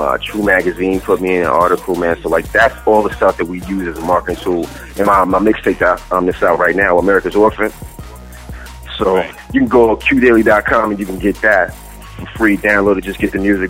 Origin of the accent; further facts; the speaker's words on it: New York City, New York, United States; I'm originally from Queens, New York